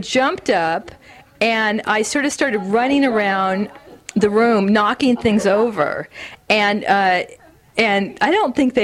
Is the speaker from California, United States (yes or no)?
yes; the San Fernando Valley, California, United States; I was from the Valley